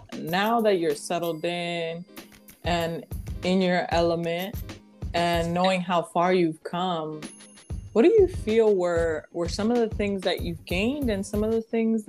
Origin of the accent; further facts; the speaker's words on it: New York, United States; you know, we come from New York, so we see like and taste like so many different things